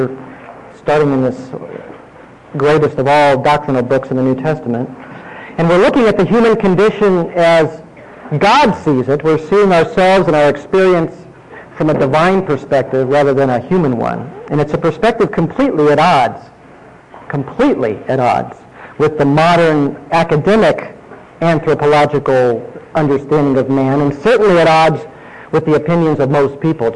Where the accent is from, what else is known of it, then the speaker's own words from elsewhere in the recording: Indiana, United States; when I was young growing up in Indiana